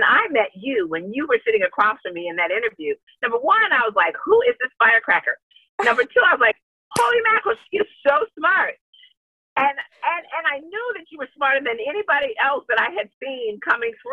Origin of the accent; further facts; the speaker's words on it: Bloomington, Minnesota, United States; moved away as an adult; also born or lived in Wisconsin / Chicago; I grew up in Bloomington, Minnesota in the 70s